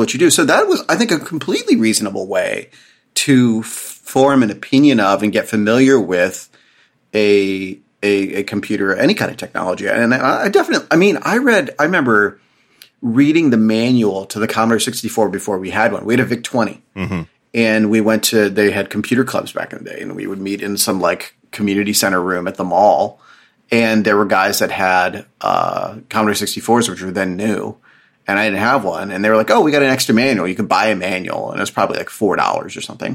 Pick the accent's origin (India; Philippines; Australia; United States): United States; outside of Harrisburg, Pennsylvania; I grew up outside of Harrisburg